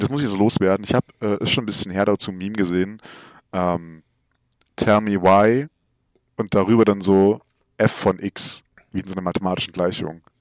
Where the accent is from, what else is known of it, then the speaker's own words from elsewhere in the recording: Saxony, Germany; Ich komme aus Sachsen, so, da ist es alles ein bisschen schwieriger mit der Polizei hier.